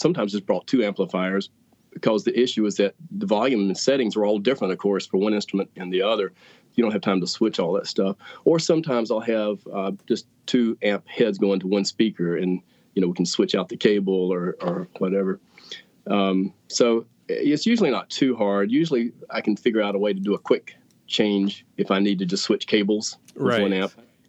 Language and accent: English; Greensboro, North Carolina, United States; And then I grew up in Greensboro and just happened to find a job.